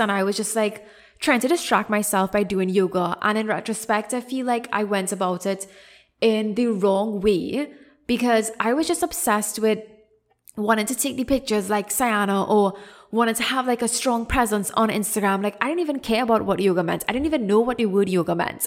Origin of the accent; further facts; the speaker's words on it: Trinidad & Tobago; moved away as an adult; also born or lived in Canada; I came back to Trinidad, which is my home country